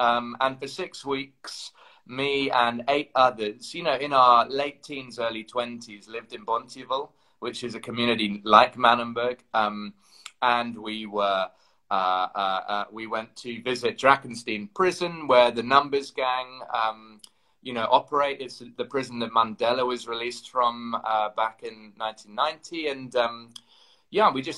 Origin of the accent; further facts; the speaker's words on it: London, United Kingdom; I'm from London.